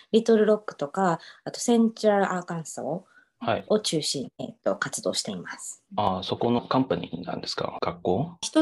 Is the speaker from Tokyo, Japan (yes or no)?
no; Osaka, Japan; also born or lived in Dallas, Texas / Romania / Uruguay; now in Little Rock, United States; 出身は大阪です